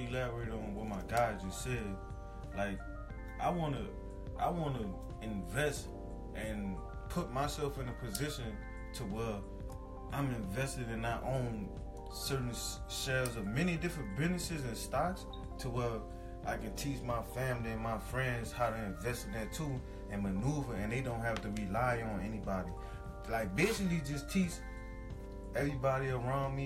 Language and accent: English; New Orleans, Louisiana, United States; moved away; I'm from New Orleans